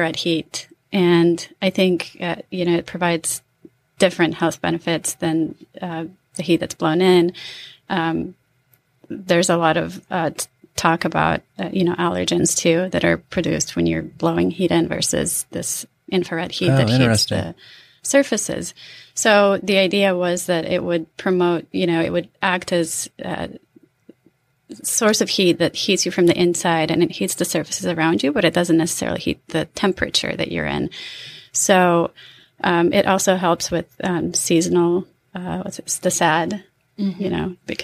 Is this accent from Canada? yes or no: no; Croatia; also born or lived in Utah / Seattle; now in Bainbridge Island, United States; So I come from Croatia